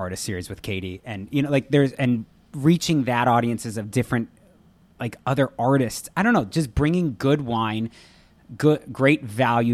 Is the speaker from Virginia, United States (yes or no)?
no; Los Angeles, California, United States; born or raised there